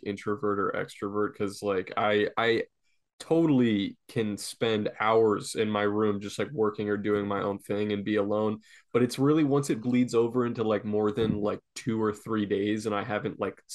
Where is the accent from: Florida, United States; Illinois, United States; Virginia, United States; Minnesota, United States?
Florida, United States; moved away as an adult; also born or lived in North Carolina / New York; I grew up in Florida